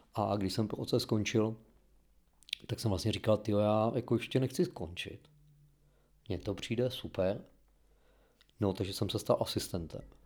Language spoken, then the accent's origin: Czech; Czechia; máme jako Češi určitý jiný vztah k některým tématům